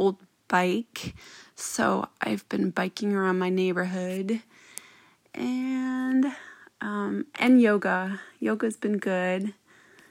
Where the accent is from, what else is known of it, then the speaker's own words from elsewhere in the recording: Albuquerque, New Mexico, United States; moved away as an adult; now in Lawrence, United States; I am from Albuquerque, New Mexico, and I've lived in Lawrence for 20 years.